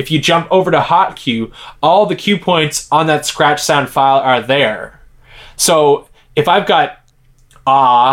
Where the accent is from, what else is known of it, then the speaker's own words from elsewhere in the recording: Halifax, Nova Scotia, Canada; moved away as an adult; also born or lived in Montreal; my hometown of Halifax. I think at the time I had already moved to Montreal